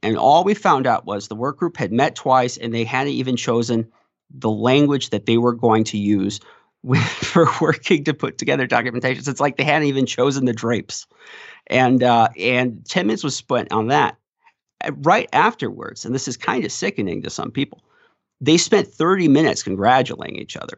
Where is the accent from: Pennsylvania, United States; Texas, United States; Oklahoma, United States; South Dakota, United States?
South Dakota, United States; my hometown paper, The Artist's Leader